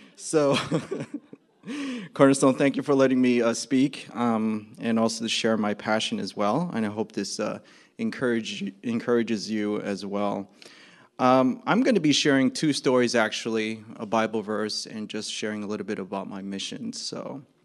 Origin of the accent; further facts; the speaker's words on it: New Jersey, United States; I'm from New Jersey